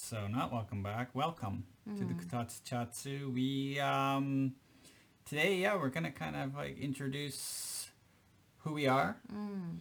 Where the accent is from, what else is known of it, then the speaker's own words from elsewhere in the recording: Canada; now in Japan; I'm from Canada